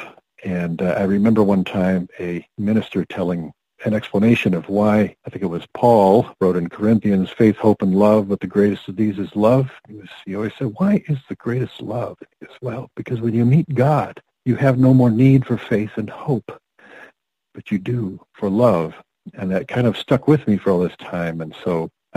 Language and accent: English; Rockford, Illinois, United States; moved away as an adult; now in Plymouth, United States; I was born in Illinois, northern Illinois, Rockford. Not a town of note to much extent, but a lovely place to grow up